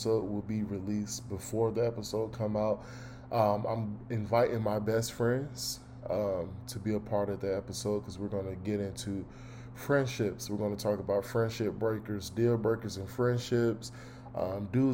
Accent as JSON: {"language": "English", "town": "Durham", "region": "North Carolina", "country": "United States", "said": "I am from North Carolina, Durham to be exact, the Bull City, the real 919."}